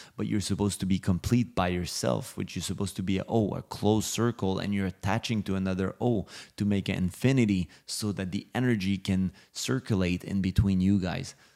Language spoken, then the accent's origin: English; Montreal, Quebec, Canada; also born or lived in Los Angeles; now in Miami, United States; I'm from Montreal, Canada